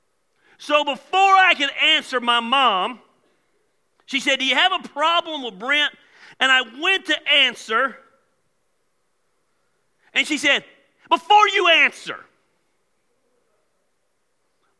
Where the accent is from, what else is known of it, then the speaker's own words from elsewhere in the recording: Decatur, Georgia, United States; I was raised in Decatur, Georgia